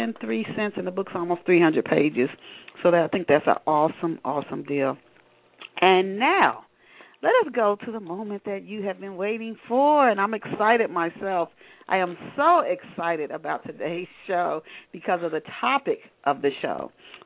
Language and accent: English; Dayton, Ohio, United States; I was born in Dayton.